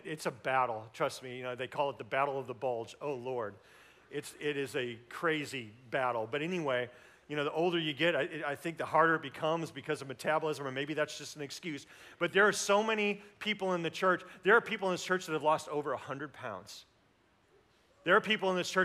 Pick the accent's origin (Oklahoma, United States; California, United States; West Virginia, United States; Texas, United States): Oklahoma, United States; Tulsa; We grew up in Tulsa